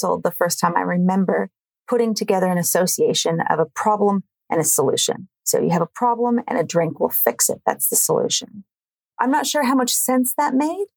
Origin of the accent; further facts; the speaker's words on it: California, United States; now in Melbourne, Australia; I'm from California, but I live in Melbourne, Australia